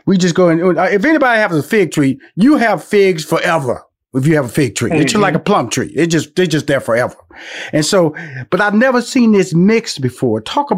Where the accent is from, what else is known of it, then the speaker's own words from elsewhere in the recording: Houston, Texas, United States; And then, I'm from Houston, Texas.